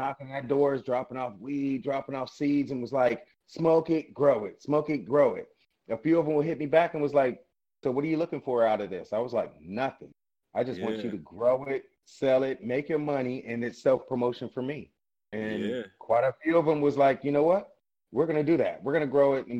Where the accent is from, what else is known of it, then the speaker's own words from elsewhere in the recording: Los Angeles, California, United States; I'm from Los Angeles.